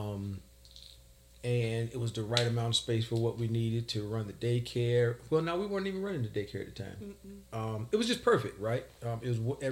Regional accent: Emporia, Virginia, United States; moved away as an adult; now in Suffolk, United States; born and raised in Emporia, Virginia. Now living in Suffolk, been here almost 20 years

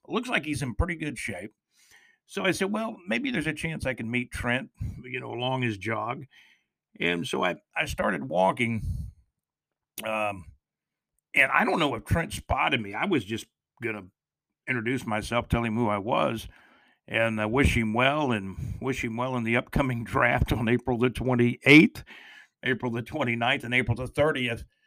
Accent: Jacksonville, Florida, United States; moved away as an adult; also born or lived in Alabama-Georgia border; my hometown of Jacksonville, Florida

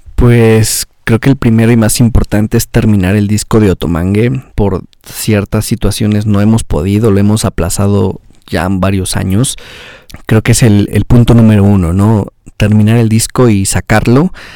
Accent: Mexico

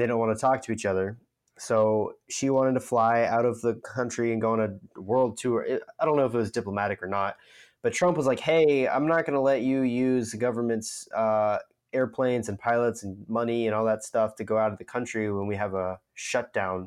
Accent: United States; as an American citizen

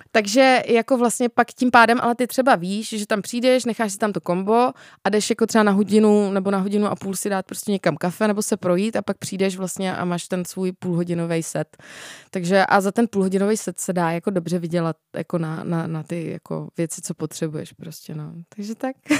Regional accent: Czechia; u nás v Čechách

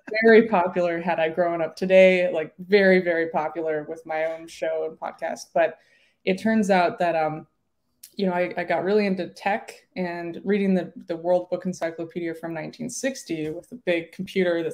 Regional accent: Denver, Colorado, United States; also born or lived in Salt Lake City, Utah; I grew up in Denver, and my parents were broadcast engineers

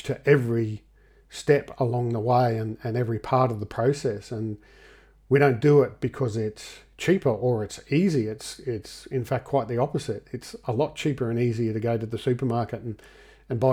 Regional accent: Australia; we're from Australia

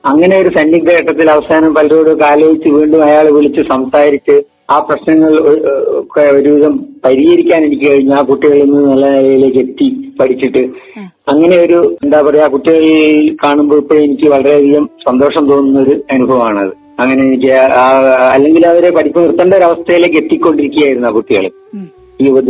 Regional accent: Kaniyambetta, Kerala, India; എന്റെ സ്വദേശം വയനാട് കണിയമ്പറ്റ പഞ്ചായത്തിൽ താഴേക്കരണി എന്ന സ്ഥലത്താണ്

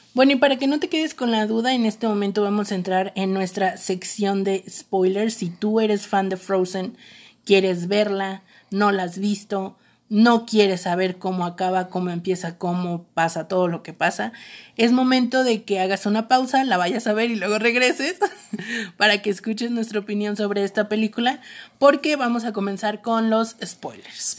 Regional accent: Mexico; somos vecinos de Estados Unidos

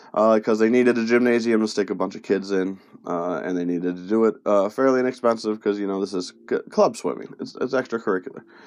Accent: Penfield, New York, United States; first language Spanish; English is a second language; also born or lived in Brooklyn, New York / Bronx, New York; I moved from the Bronx up to Roches, or Penfield, New York

